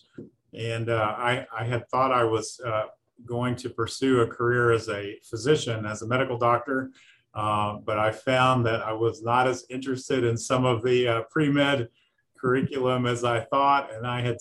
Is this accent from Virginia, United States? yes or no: yes; rural Southwestern Virginia, United States; moved away as an adult; now in Lexington, Kentucky, United States; I grew up in rural Southwestern Virginia